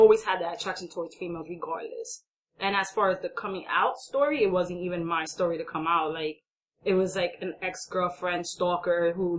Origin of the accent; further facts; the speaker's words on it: New York City, New York, United States; And me growing up, as far as being more of a, I would say, an Americanized, because I was born and raised in New York City